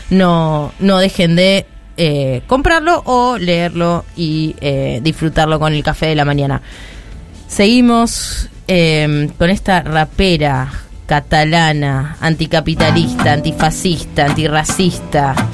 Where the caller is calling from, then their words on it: La Plata, Buenos Aires Province, Argentina; de La Plata